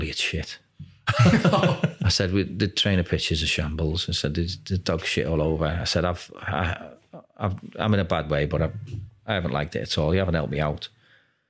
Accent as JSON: {"language": "English", "town": "Liverpool", "region": "North West England", "country": "United Kingdom", "moved": "yes", "said": "I'm from Liverpool."}